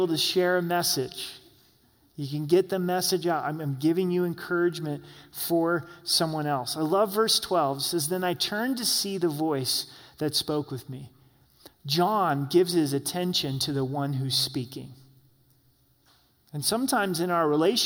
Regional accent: Southern Oregon, United States; moved away; also born or lived in Salt Lake City, Utah; we moved from Southern Oregon to Salt Lake City, Utah. It was a huge change for me. I grew up in a small town of 16,000

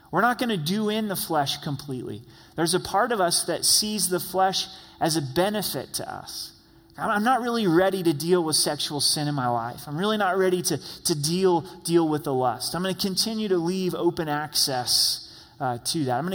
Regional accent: Ireland; People know me to be angry. I'm Irish. Go Irish, right? and we're known for our tempers

